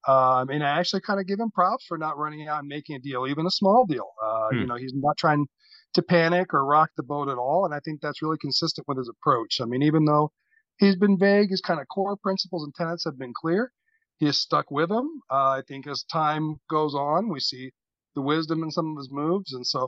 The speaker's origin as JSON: {"language": "English", "region": "California", "country": "United States", "tie": "born there", "said": "Right. Actually, no, I was born here."}